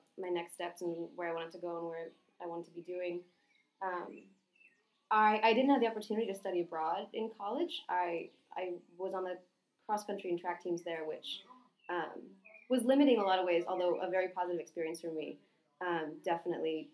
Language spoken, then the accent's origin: English; Northampton, Massachusetts, United States; moved away as an adult; also born or lived in Washington, D.C.; now in Panama; I'm from Northampton, Massachusetts, which is a small city a couple hours outside of Boston in Western Mass. I'm the oldest of three children, so I have a younger sister and brother. I was born there, grew up there, spent 18 or 17 years there